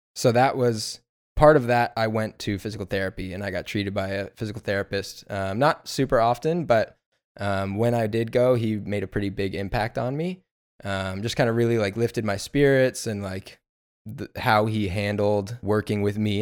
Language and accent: English; Inland Empire, Southern California, United States; also born or lived in New Mexico; I'm from Inland Empire in Southern California, born and raised